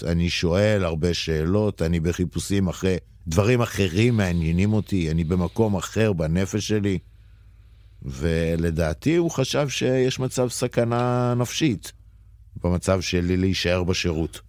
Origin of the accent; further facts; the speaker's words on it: Jerusalem, Jerusalem District, Israel; moved away as an adult; המקור הוא ירושלמי, אה, לפני 40 שנה. אה, נולדתי שם, גדלתי שם 18 שנה.